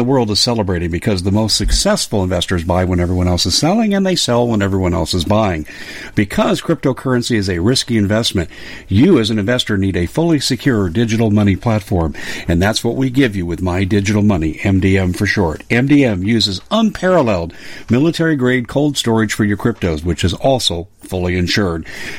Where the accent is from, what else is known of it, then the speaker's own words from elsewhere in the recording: Arizona, United States; We're actually both from Arizona. We live probably about 40 miles away from each other.